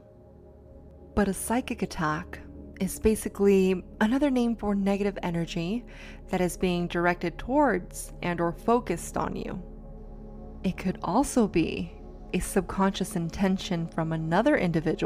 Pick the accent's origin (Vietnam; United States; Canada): United States; San Diego, California; moved away; I got to go back to San Diego, my hometown.